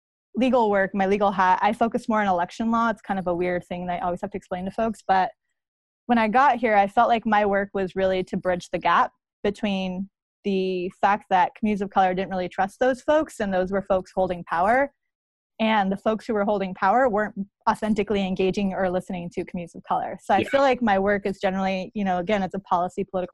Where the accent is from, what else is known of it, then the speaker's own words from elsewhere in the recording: New Mexico, United States; now in Portland, United States; I am from New Mexico, and that, you know, for folks who know me, know that that's a really big part of my identity.